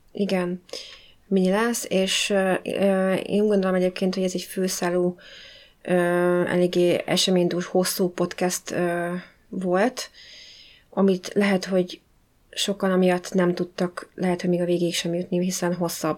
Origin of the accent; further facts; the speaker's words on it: Budapest, Hungary; moved away; mindenketten ugye hát budapestiek vagyunk, és vannak olyan részei, amiket tényleg csak úgy mi ismerünk, hogy ahol felnőttünk.